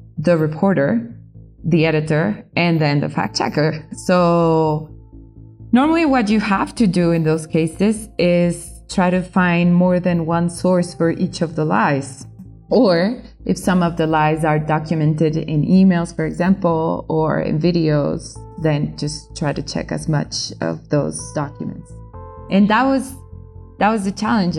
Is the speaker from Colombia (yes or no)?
yes; Colombia; I'm a reporter from Colombia